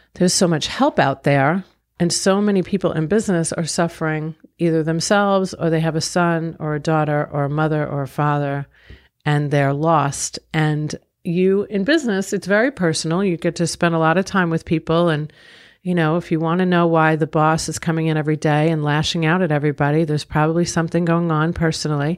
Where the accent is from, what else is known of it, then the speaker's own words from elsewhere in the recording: Long Island, New York, United States; I grew up in Long Island, New York.